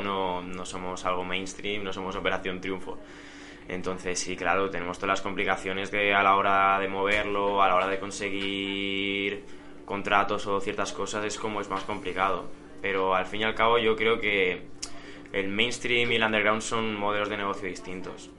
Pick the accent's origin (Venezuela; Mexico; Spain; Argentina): Spain; Santa Coloma de Gramenet, Catalonia; aquí en Barcelona, de las afueras de Barcelona, soy de Santa Colma de Gramanet